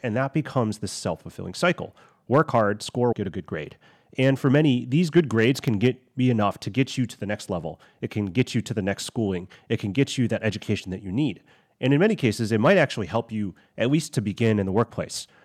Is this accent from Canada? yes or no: no; United States; I'm Chinese American